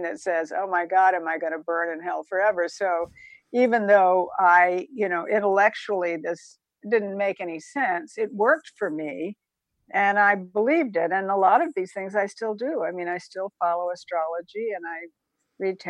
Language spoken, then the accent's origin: English; Savannah, Georgia, United States; also born or lived in Statesboro, Georgia; my mother was from Savannah, Georgia, and I was born in Savannah, Georgia